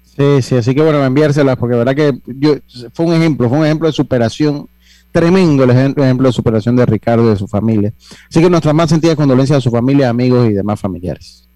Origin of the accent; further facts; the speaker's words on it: Las Tablas, Los Santos, Panama; moved away; al pueblo donde yo soy, de Santo Domingo de las Tablas